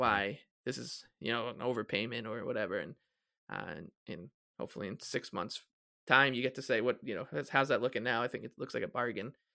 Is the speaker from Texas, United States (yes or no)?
no; South Shore, Long Island, New York, United States; I'm from the South Shore, so I'll say South Shore or Long Island